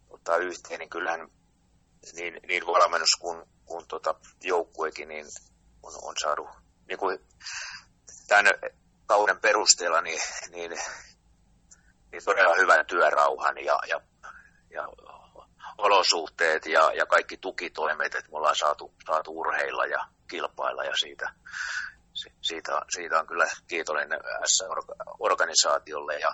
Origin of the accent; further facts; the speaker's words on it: Pori, Satakunta, Finland; ylpeitä, että olla, ollaan, ollaan tota, suomalaisia ja ollaan, ollaan porilaisia.